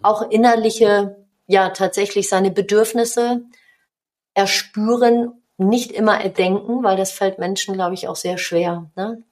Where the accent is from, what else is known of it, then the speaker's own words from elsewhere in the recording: Hamburg, Germany; accent: Hamburgisch; moved away as an adult; now in North Rhine-Westphalia, Germany; ich bin in Hamburg geboren